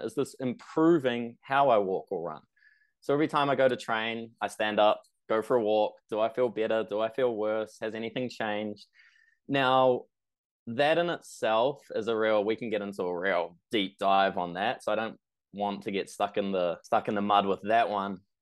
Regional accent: New Zealand; I'm from New Zealand.

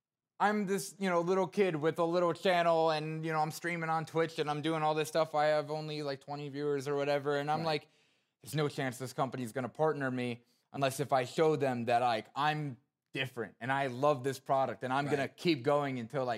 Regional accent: Wayne, New Jersey, United States; So Wayne was where I mainly grew up. I went to DePaul Catholic High School, if you guys know that high school. But, you know, living in New Jersey was a lot of fun.

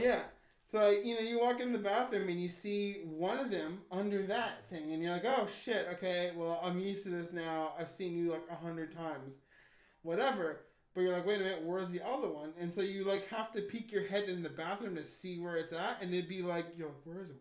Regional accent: United States; I'm an American

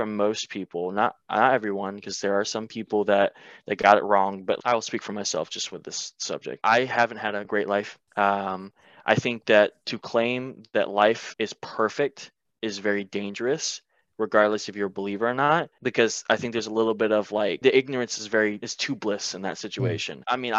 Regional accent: the Bible Belt, United States; Because I grew up in the Bible Belt, but I wasn't serious about it.

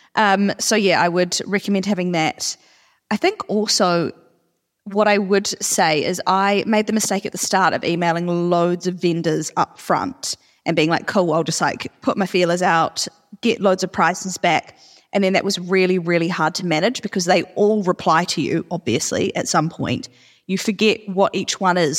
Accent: Auckland, New Zealand; moved away; we're actually both from Auckland

